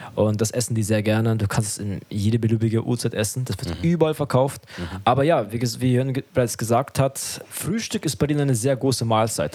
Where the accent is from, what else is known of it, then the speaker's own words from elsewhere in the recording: Germany; ich bin ja selber in Deutschland aufgewachsen und in die Schule gegangen